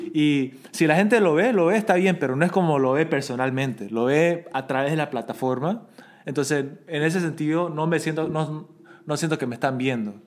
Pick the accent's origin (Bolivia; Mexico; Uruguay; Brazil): Bolivia; now in South Korea; yo también crecí como una minoridad en Bolivia